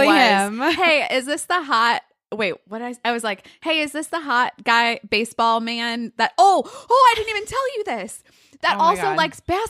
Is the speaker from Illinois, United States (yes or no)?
yes; Chicago, Illinois, United States; I'm from Chicago.